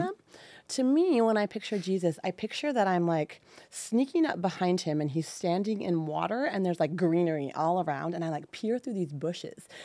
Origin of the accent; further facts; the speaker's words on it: Livermore, California, United States; also born or lived in San Luis Obispo, California / Saratoga, California; I grew up in the mighty land of Livermore